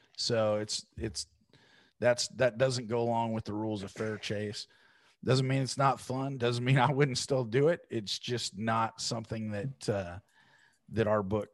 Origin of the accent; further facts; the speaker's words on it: Oregon, United States; I'm from Oregon. I'm a West Coast guy